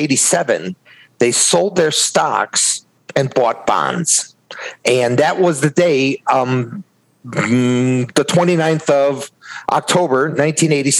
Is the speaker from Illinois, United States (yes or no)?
yes; Chicago, Illinois, United States; I grew up in Chicago